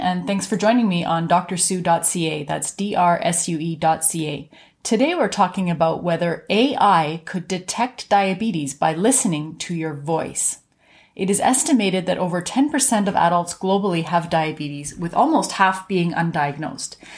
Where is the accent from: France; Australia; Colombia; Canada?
Canada; I'm a Canadian physician